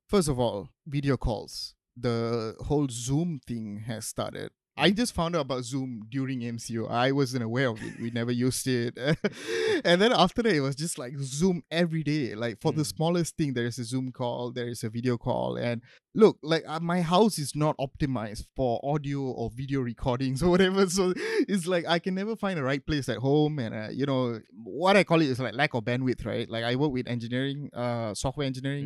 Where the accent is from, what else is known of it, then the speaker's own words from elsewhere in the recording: Johor Bahru, Johor, Malaysia; now in Kuala Lumpur, Malaysia; my hometown is in JB